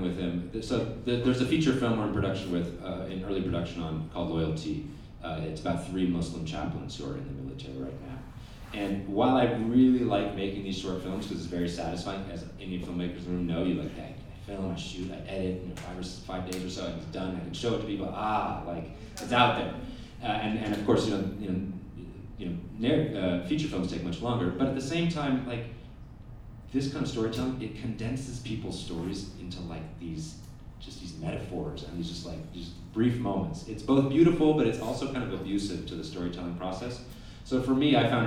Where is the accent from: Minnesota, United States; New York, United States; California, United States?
California, United States; Oakland; I come from Oakland, California. I'm a documentary filmmaker from Oakland, California